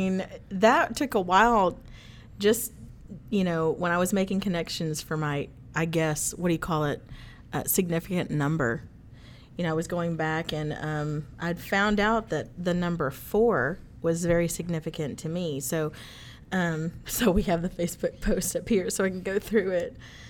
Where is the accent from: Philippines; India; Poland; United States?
Philippines; Manila, Metro Manila; born there; So I was born in Manila, Philippines.